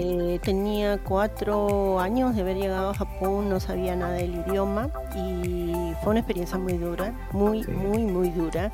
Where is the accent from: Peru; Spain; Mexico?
Peru; moved away as an adult; now in Kobe, Japan; soy peruana, descendiente de segunda generación, Nikkei